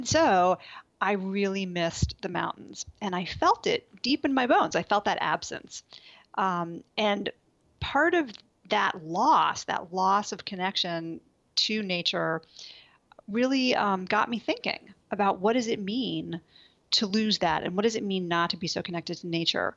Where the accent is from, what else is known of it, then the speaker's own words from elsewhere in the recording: New York City, New York, United States; moved away as an adult; also born or lived in Colorado / Boulder, Colorado; now in Washington, D.C., United States; growing up in New York City